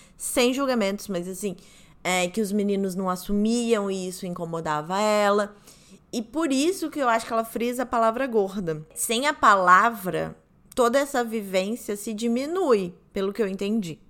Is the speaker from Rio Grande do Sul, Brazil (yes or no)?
no; Rio de Janeiro, Brazil; accent: carioca; moved away; meu sotaque carioca voltando.